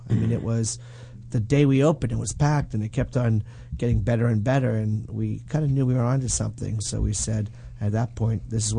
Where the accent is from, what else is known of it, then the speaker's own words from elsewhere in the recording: New York, United States; now in Los Angeles, United States; Right on the border of New York, Jersey. New York, though.